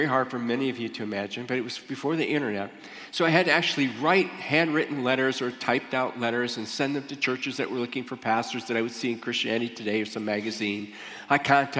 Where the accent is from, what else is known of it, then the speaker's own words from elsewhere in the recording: Michigan, United States; moved away as an adult; also born or lived in Ohio; I grew up in Michigan